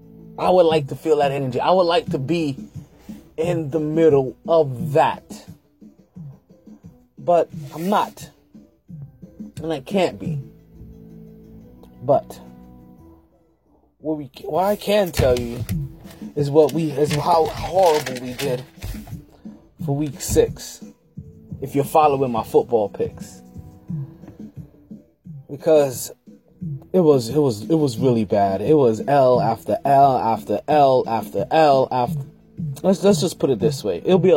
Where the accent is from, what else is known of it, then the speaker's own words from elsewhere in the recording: New York City, New York, United States; moved away; me being a New Yorker, me being a fellow New Yorker, right? Brooklyn in the house without a doubt.